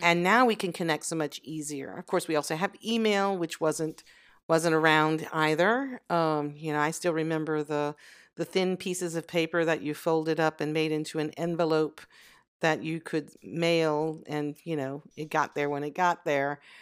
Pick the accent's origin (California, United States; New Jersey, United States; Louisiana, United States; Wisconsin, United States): Louisiana, United States; Southwest; moved away as an adult; also born or lived in France; I was born in Louisiana. and I grew there up, um, for almost all my early adulthood